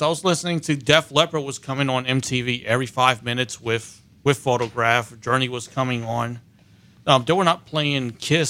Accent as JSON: {"language": "English", "region": "New Jersey", "country": "United States", "said": "I'm from Jersey."}